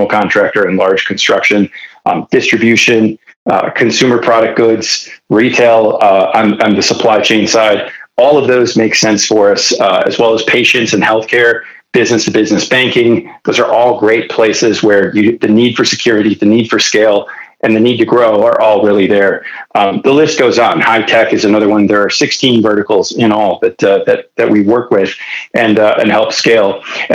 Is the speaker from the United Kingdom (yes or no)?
no; Detroit, Michigan, United States; now in California, United States; before I moved to California, I was born and raised in Detroit